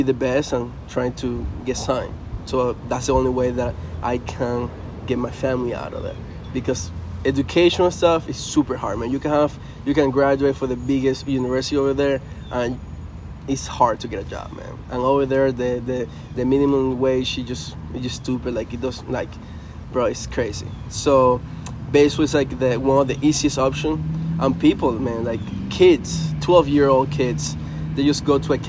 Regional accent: Venezuela; first language Spanish; English is a second language; moved away as an adult; also born or lived in New York, United States / Chicago area, United States; now in United States; Actually, I grew up in Venezuela. I was born here in the States. But when I was 3 years old, we moved back to Venezuela

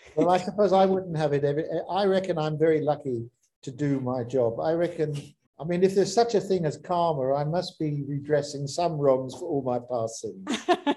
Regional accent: South Africa; I'm South African, I'm proudly South African

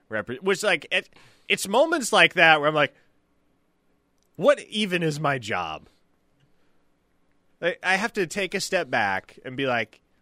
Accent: Chickasha, Oklahoma, United States; I grew up in Chickasha. I grew up in Chickasha school.

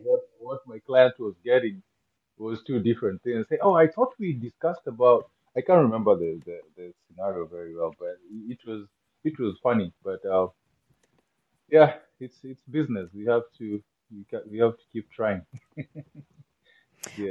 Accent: Kenya; English is a second language; moved away as an adult; as a Kenyan and how I grew up

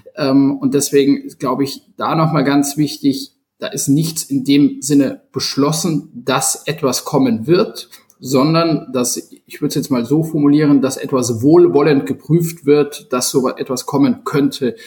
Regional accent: Munich, Bavaria, Germany; als gebürtiger Münchner

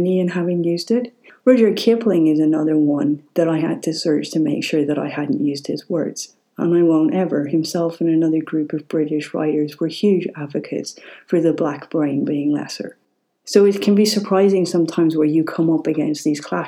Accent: Ireland; growing up in Ireland

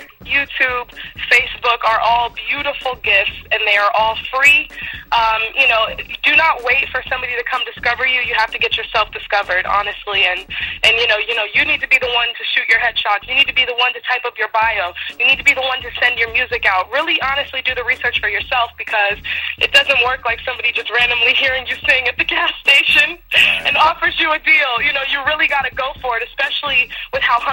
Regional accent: United States

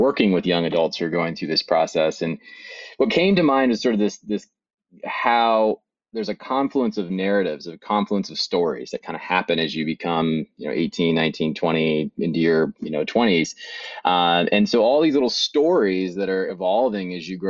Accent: Bend, Oregon, United States; I grew up in Bend, Oregon, on a little farm just outside of Bend

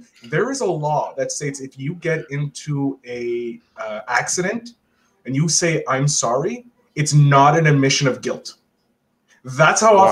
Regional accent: Quebec, Canada; as a Quebecer

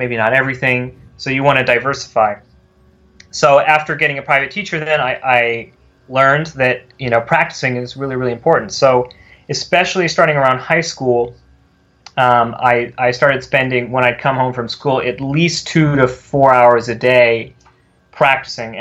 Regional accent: California, United States; moved away; I'm from California originally. I grew up there

